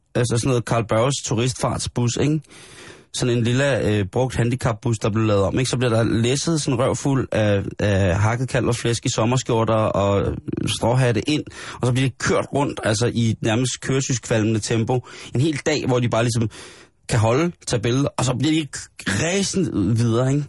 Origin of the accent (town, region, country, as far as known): Denmark